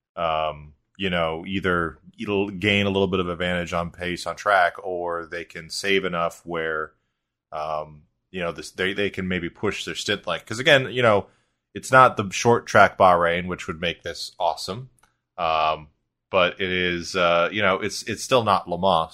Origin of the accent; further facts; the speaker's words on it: United States; as an American